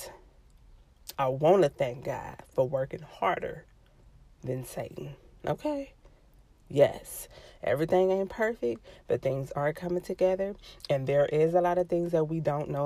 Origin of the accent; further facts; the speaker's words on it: Los Angeles, California, United States; I'm from